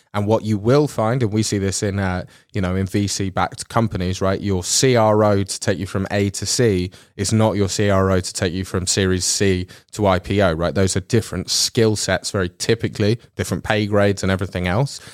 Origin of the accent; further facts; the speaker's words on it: England, United Kingdom; now in Netherlands; I'm from England